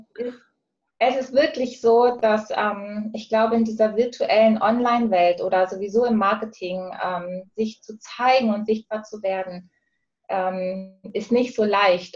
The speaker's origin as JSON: {"language": "German", "region": "Hamburg", "country": "Germany", "moved": "yes", "lives_now": "Switzerland", "said": "ursprünglich komme ich aus Hamburg und lebe aktuell in der Schweiz"}